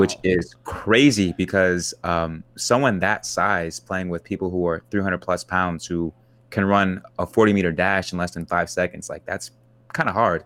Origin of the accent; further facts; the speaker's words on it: Kansas, United States; growing up in Kansas